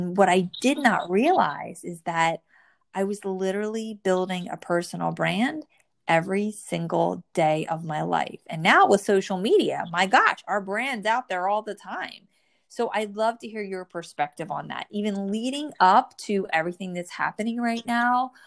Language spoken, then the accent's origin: English; New Jersey, United States; born or raised there